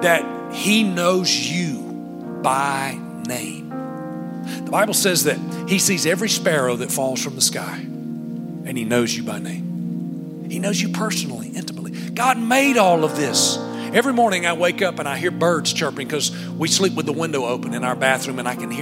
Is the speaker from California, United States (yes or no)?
no; Alabama, United States; I'm from Alabama